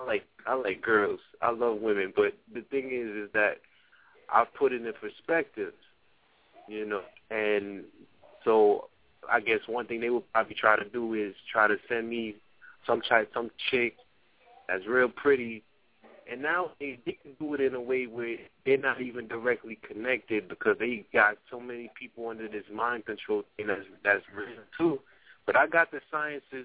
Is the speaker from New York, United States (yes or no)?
yes; New York City, New York, United States; I'm from the Bronx, man. That's my hometown